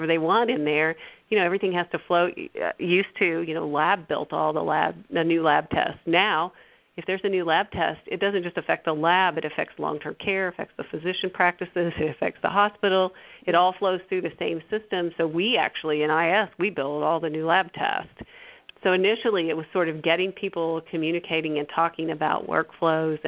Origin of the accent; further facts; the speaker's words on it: Bolivar, Missouri, United States; I'm from here. I'm from Bolivar